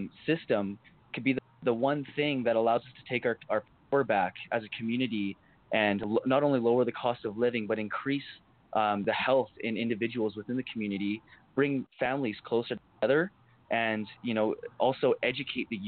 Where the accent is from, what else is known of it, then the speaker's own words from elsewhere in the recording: Port Coquitlam, British Columbia, Canada; I'm from Port Coquitlam, and I was working with the city of Port Coquitlam and the youth coordinator in POCO, someone I grew up around